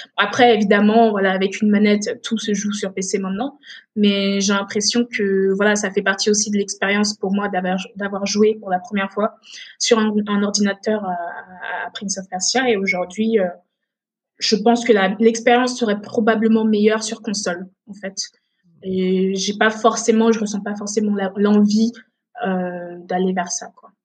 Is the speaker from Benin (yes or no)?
yes; Benin; also born or lived in Togo; now in France; je me souviens de mon enfance au Bénin. Et c'est en grandissant, en allant à l'école au Bénin